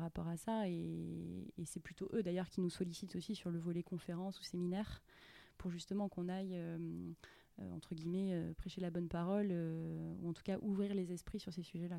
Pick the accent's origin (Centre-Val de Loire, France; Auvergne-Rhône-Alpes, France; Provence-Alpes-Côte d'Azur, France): Provence-Alpes-Côte d'Azur, France; Grasse; moved away as an adult; also born or lived in Nice / Montreal; je suis originaire de, de Grasse, dans les Alpes-Maritimes